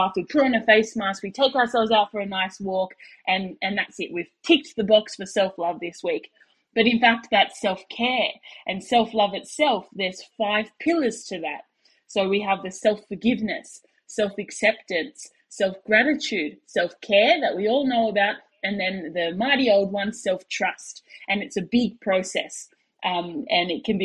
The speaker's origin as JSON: {"language": "English", "town": "Sydney", "region": "New South Wales", "country": "Australia", "moved": "as an adult", "lives_now": "Perth, Australia", "said": "that's where I'm from Sydney, Australia, but I live in Western Australia over in Perth there"}